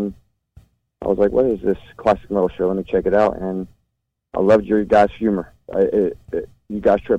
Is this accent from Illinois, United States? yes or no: no; Charlotte, North Carolina, United States; I'm from Charlotte, North Carolina.